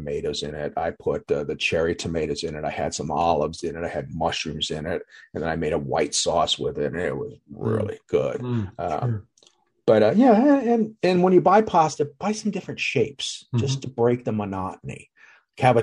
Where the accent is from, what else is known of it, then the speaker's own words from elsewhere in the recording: Atlantic City, New Jersey, United States; I grew up in Atlantic City